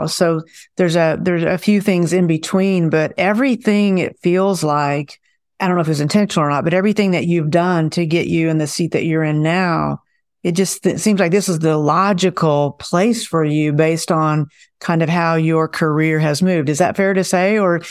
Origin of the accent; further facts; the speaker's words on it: Okarche, Oklahoma, United States; I'm from Okarchi.